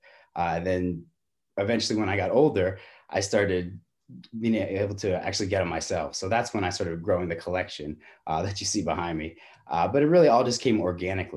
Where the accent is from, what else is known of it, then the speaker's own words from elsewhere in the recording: New York, United States; I grew up in New York